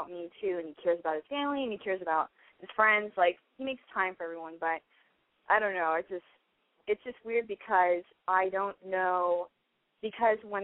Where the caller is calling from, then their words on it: Los Angeles, California, United States; I am 25 and I'm calling from L.A.